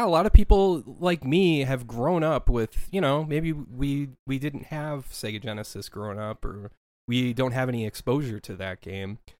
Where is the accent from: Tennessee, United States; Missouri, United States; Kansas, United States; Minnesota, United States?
Minnesota, United States; moved away as an adult; I was born and raised in Minnesota for my first thirty-two years of my life